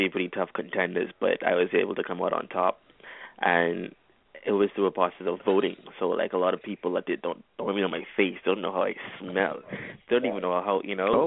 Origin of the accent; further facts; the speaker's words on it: Bahamas; I'm from the Bahamas. That's where I currently am right now.